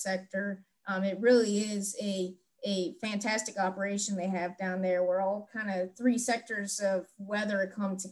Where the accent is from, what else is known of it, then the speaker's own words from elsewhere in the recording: Miami Valley area, Ohio, United States; I wanted to work for my hometown office in Wilmington, Ohio, of course, serving the Miami Valley area, the Cincinnati Tri-State